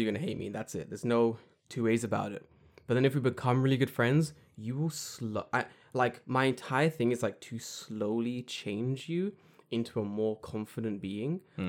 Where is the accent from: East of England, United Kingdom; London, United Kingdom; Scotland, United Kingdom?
London, United Kingdom; I'm from London.